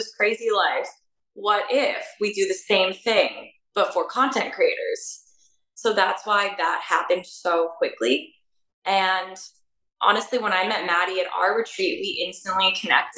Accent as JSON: {"language": "English", "town": "Toronto", "region": "Ontario", "country": "Canada", "tie": "born or raised there", "also_born_or_lived": "Hong Kong / Romania", "moved": "as an adult", "said": "But I mainly grew up in Canada, and I actually grew up in Toronto"}